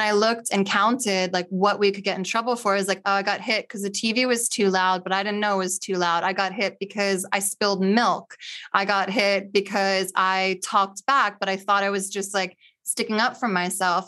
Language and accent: English; Cinnaminson, New Jersey, United States; also born or lived in Camden, New Jersey; grew up in, um, white suburban middle class school with, like, three black people